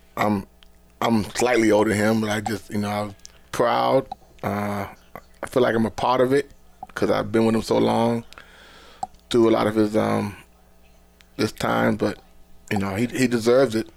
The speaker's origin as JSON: {"language": "English", "town": "Boston", "region": "Massachusetts", "country": "United States", "tie": "born or raised there", "moved": "yes", "said": "I'm from Boston"}